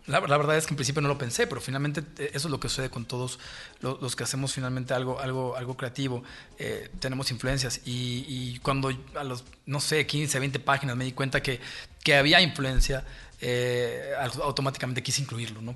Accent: Mexico City, Mexico; yo crecí, yo crecí en México, nací en México

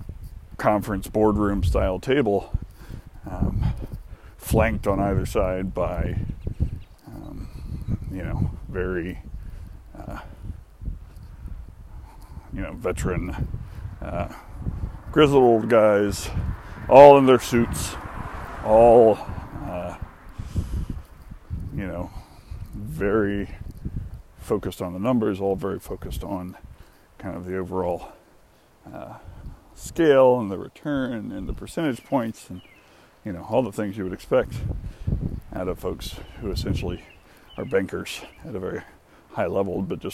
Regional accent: the South, United States; also born or lived in Atlanta; as someone who spent most of his life in the South

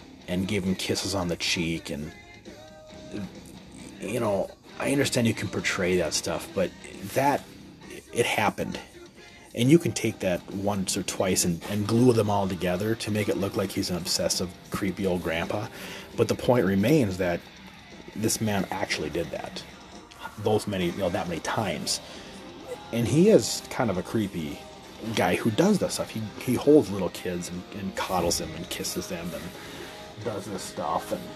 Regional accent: United States; We all, as American citizens

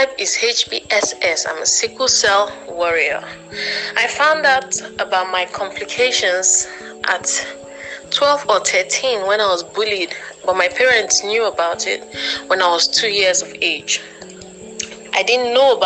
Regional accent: Anambra, Nigeria; now in Enugu State, Nigeria; I'm from Anambra by birth and by marriage. I'm presently based in Enugu State

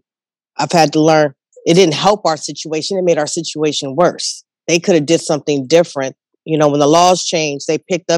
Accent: Richmond, California, United States; also born or lived in San Francisco; growing up in Richmond and Frisco

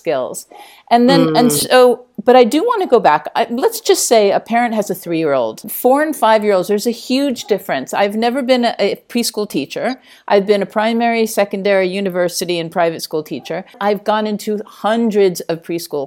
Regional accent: United States; now in Spain; I'm American

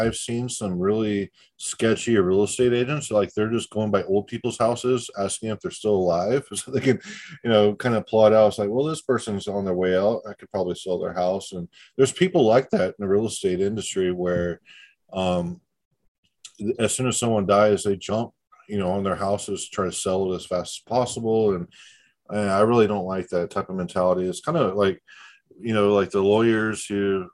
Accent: Tampa, Florida, United States; I was born in Tampa.

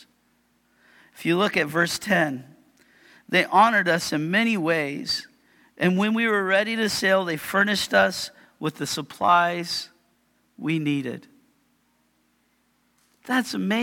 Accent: Yakima, Washington, United States; I am a guy from Yakima

